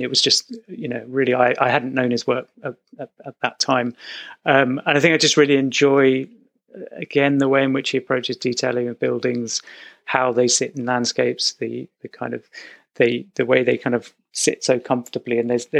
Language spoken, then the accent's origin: English; United States; I grew up in America, so that was where I kind of, my father's an architect, and we would just go there again and again